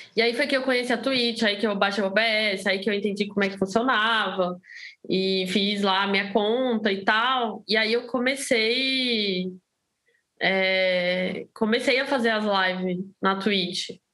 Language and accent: Portuguese; Brasília, Federal District, Brazil; moved away as an adult; now in São Paulo, Brazil; sou de Brasília, né? Eu morava em Brasília antes de mudar para São Paulo